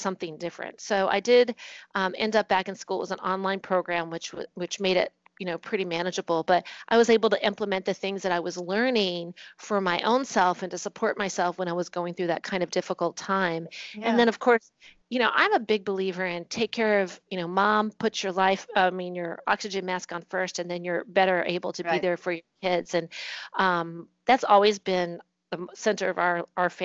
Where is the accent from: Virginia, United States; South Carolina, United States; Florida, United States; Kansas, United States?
Virginia, United States; moved away as an adult; also born or lived in Singapore / Bahrain / Germany; now in New Jersey, United States; I'm from Virginia